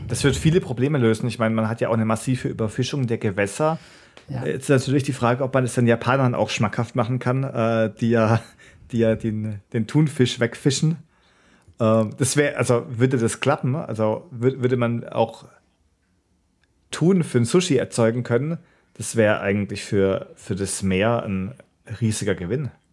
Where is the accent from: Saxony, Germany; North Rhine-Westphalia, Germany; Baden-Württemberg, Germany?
Baden-Württemberg, Germany; Karlsruhe; ich bin ja in Karlsruhe aufgewachsen, war da in der Schule, dann später auch zum Studieren